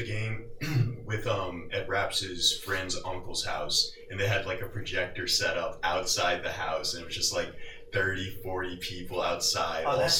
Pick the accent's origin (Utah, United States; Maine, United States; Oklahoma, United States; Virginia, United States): Oklahoma, United States; I'm a junior. I'm a business major, and I'm from Oklahoma.